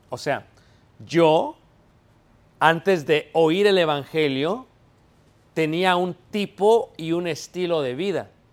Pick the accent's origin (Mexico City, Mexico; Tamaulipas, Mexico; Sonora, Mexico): Mexico City, Mexico; now in Elgin, United States; somos de Ciudad de México